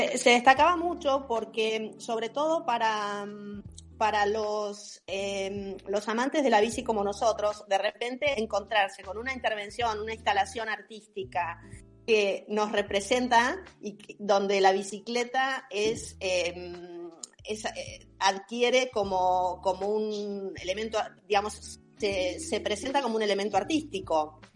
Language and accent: Spanish; Tandil, Buenos Aires Province, Argentina; moved away as an adult; yo soy de Tandil, em, me vine a vivir hace 30 años acá, pero cuando era chiquita empecé a andar en Tandil